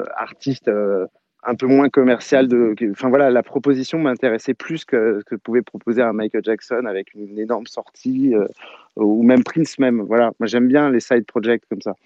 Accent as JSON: {"language": "French", "town": "Saint-Brieuc", "region": "Brittany", "country": "France", "said": "je vais chez mon disquaire en Bretagne, parce que je suis breton, à Saint-Brieuc"}